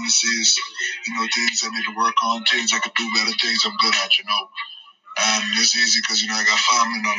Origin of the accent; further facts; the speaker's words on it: Bahamas; moved away as an adult; also born or lived in Cincinnati; I always made sure everybody knew I was a Bahamian and everybody knew I was from the Bahamas.